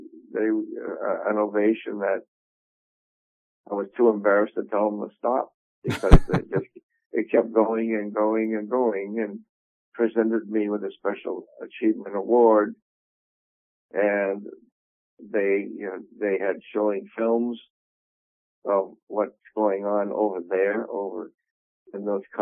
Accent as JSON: {"language": "English", "town": "Quincy", "region": "Massachusetts", "country": "United States", "tie": "born or raised there", "also_born_or_lived": "Boston, Massachusetts"}